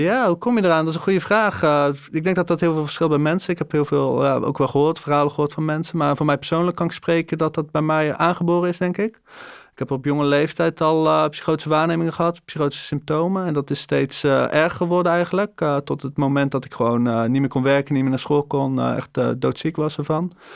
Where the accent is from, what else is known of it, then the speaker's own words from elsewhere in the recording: Breda, North Brabant, Netherlands; ik ben eenendertig jaar, ik kom uit Breda.